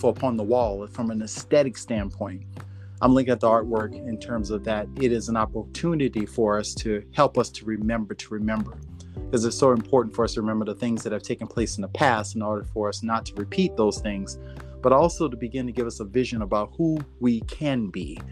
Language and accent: English; New Orleans, Louisiana, United States; growing up in the South and down in New Orleans, Louisiana, and growing up as a Black man in the South